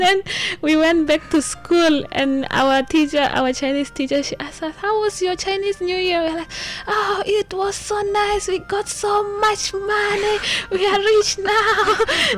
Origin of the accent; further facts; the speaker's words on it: Maputo, Mozambique; moved away as an adult; now in Hualien, Taiwan; I am from Mozambique, the capital city of Mozambique, Maputo.